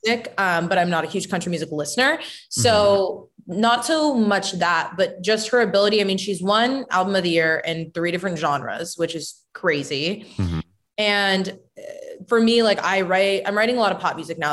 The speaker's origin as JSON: {"language": "English", "town": "Bend", "region": "Oregon", "country": "United States", "tie": "born or raised there", "also_born_or_lived": "Miami / Phoenix / New York", "said": "I feel like Oregon is like my hometown."}